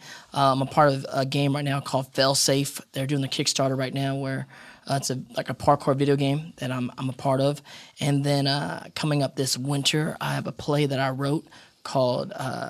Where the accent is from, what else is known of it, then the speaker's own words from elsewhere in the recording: Los Angeles, California, United States; I grew up in Hollywood and I grew up in acting classes and whatnot